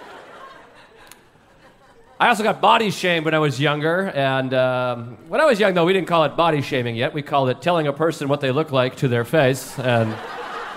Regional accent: New England, United States; now in New York City, United States; I grew up in New England, and I've lived here in New York City for many years

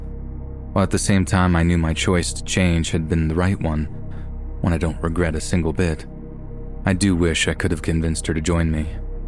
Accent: Los Angeles, California, United States; I grew up on Vermont Avenue in South Central Los Angeles, which for those of you that don't know, is the territory of the 8 Trey Gangsta Crips.

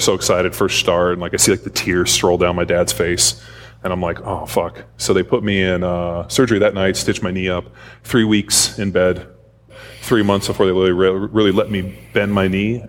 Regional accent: Southern California, United States; I grew up here in Southern California from a young age.

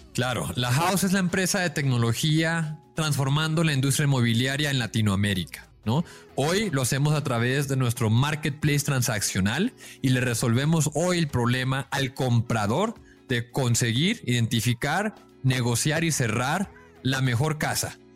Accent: Mexico; yo pues yo soy mexicano

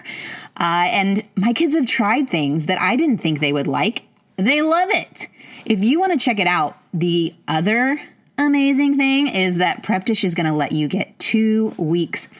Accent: Carmel, Indiana, United States; now in Texas, United States; I'm from Indiana.

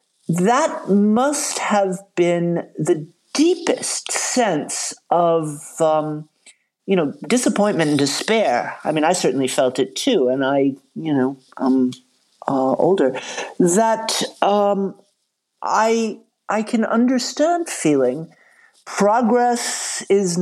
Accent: the American South, United States; I grew up in the American South

